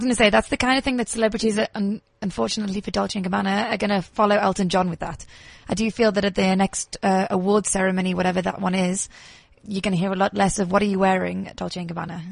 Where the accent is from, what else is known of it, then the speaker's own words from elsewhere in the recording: England, United Kingdom; moved away as an adult; now in South Africa; I am English